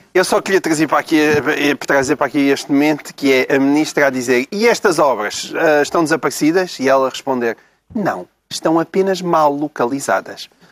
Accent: Portalegre, Alentejo, Portugal; na minha terra, a minha grande terra de Porto Alegre

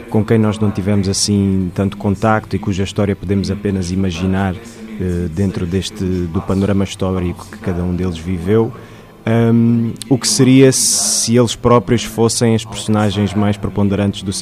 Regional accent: Songo, Tete, Mozambique; born there; Nasci em Moçambique, na Vila do Songo, e a esta vila pertence a barragem de Coarabaça, que começou a ser construída em 1969 pelo Estado português.

